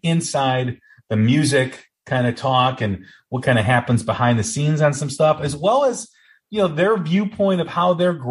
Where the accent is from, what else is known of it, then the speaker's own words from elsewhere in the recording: Des Plaines, Illinois, United States; I grew up in Des Plaines